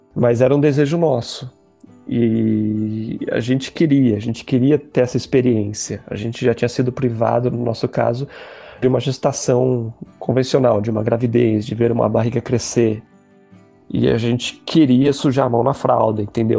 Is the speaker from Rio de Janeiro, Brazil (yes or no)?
no; São Paulo, Brazil; sou de São Paulo, capital